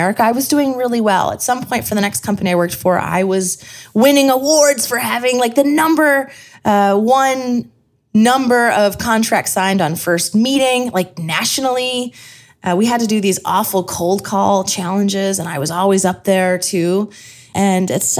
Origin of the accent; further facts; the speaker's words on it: Scranton, Pennsylvania, United States; I am from Scranton.